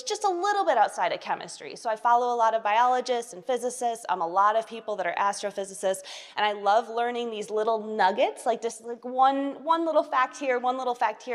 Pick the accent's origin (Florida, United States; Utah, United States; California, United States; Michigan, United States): Michigan, United States; Portage; moved away; I'm a small town girl from Michigan. I'm from Portage, Michigan, which is a suburb of the big city Kalamazoo